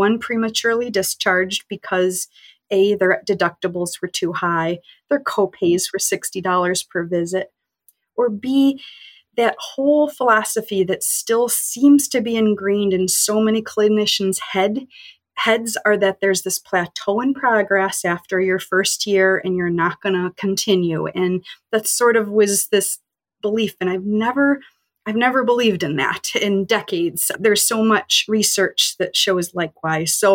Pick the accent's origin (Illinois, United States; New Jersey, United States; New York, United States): New York, United States; Rochester; moved away as an adult; also born or lived in North Carolina / Connecticut; I'm from Rochester, New York.